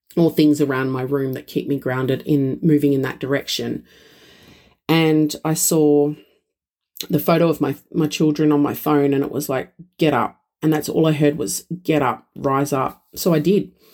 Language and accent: English; Australia